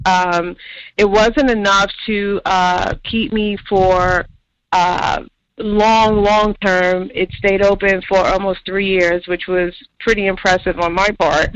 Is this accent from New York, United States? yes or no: yes; New York, United States; moved away; I'm from New York